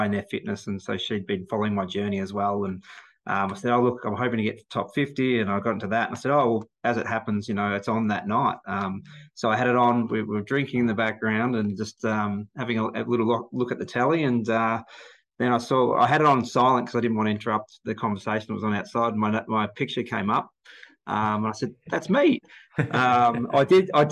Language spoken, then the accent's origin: English; Melbourne, Victoria, Australia; I'm from Melbourne.